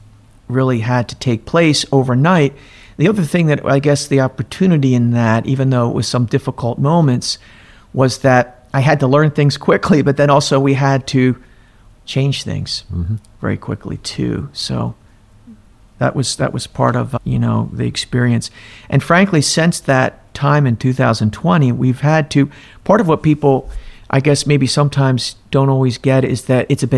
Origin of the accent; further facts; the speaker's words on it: Millville, New Jersey, United States; I grew up in down there in Millville, New Jersey